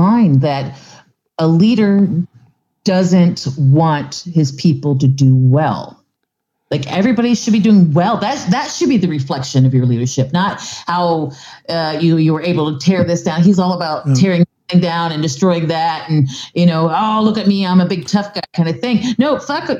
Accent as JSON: {"language": "English", "town": "Palm Bay", "region": "Florida", "country": "United States", "tie": "born or raised there", "said": "my hometown in Palm Bay, Florida"}